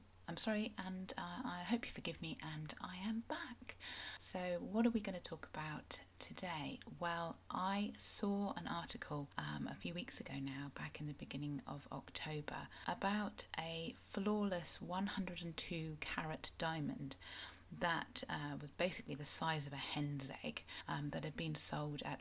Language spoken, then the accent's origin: English; Cornwall, South West England, United Kingdom; I am a Cornish writer and blogger